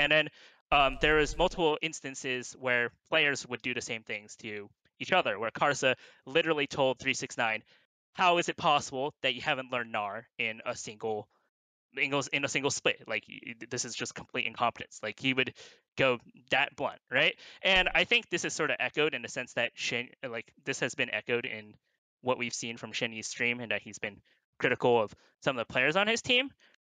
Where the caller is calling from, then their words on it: Irvine, California, United States; Irvine, California.